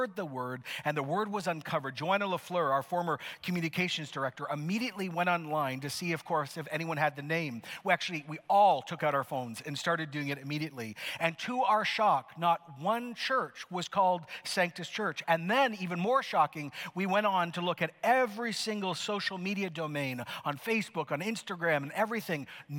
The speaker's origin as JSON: {"language": "English", "country": "Canada", "said": "Some of you are like, what does that mean? Why am I clapping? I'm so Canadian."}